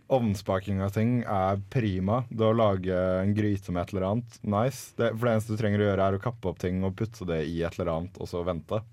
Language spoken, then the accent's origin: Norwegian; Larvik, Vestfold, Norway; hjemme i Larvik nå, når mutter'n ser det og lager meg en matpakke